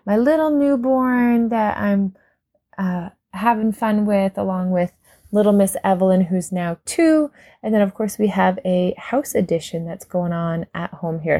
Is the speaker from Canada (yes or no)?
yes; Canada; as a Canadian